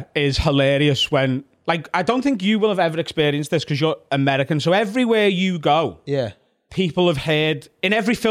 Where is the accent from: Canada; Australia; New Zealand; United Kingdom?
United Kingdom; Liverpool, North West England; I'm from Liverpool.